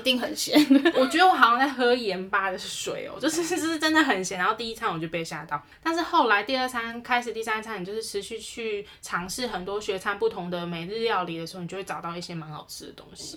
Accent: Taiwan; 我们是台湾来的

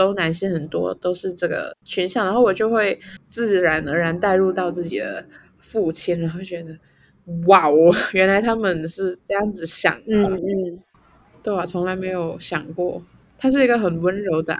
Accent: Macau; 我觉得我很我不会定义自己是哪里人哎、欸。你可以说我是中国人，中国澳门呢？我们是。

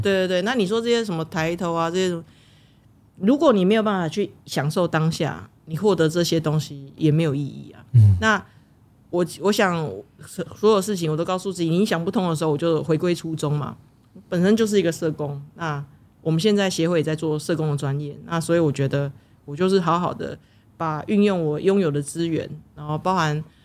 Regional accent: Taiwan; 身为台湾人，我希望这是我保护台湾的方式，我为台湾做事的方式

